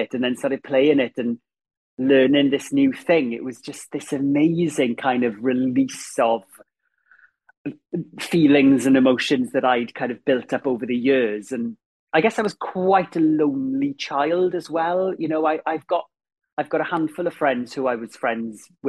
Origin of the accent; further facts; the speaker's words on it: Ammanford, Wales, United Kingdom; moved away; growing up in Ammanford, and I had a very happy childhood